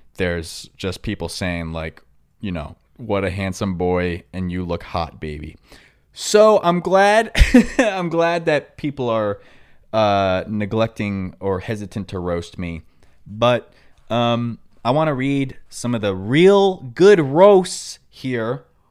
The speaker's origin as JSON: {"language": "English", "region": "New York", "country": "United States", "accent": "New York", "said": "My New York accent"}